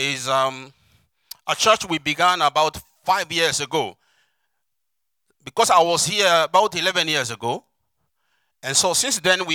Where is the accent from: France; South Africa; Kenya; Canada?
Kenya; I come from Kenya, obviously Africa